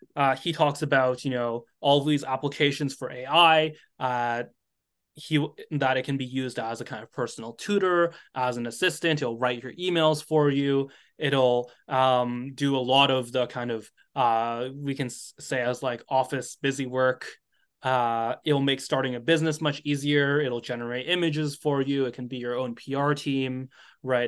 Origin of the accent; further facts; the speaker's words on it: United States; I'm American